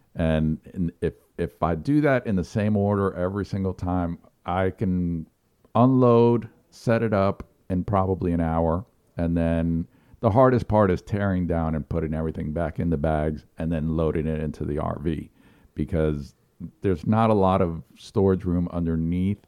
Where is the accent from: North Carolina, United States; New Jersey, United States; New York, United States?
New York, United States; now in South Carolina, United States; I grew up in New York, and we had a lot of pro teams